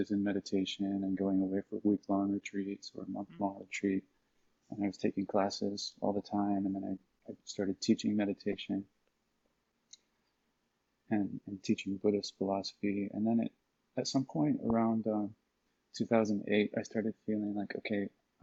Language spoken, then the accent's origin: English; Oklahoma, United States; moved away as an adult; also born or lived in New York; I grew up in Oklahoma, actually, which is kind of like a foreign country. And then I moved to New York when I was 21